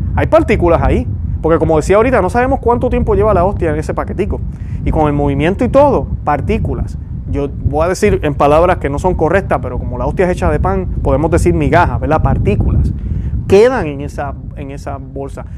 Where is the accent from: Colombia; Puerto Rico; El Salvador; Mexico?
Puerto Rico; yo soy puertorriqueño, estoy seguro que por mi acento